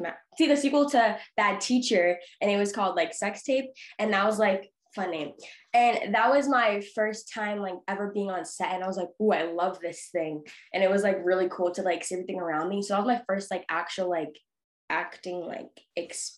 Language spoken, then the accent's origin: English; Boston, Massachusetts, United States; I'm from Boston